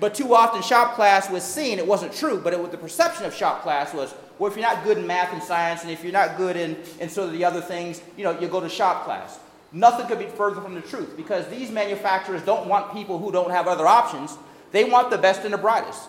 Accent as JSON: {"language": "English", "town": "Youngstown", "region": "Ohio", "country": "United States", "tie": "born or raised there", "moved": "yes", "lives_now": "Washington, D.C., United States", "said": "spending a few more hours here in my hometown"}